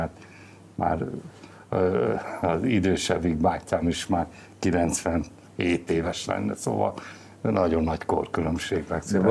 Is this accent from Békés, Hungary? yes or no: yes; Gyomaendrőd, Békés, Hungary; Gyomán születtem, gyomai vagyok, és hát a gyökereim ott vannak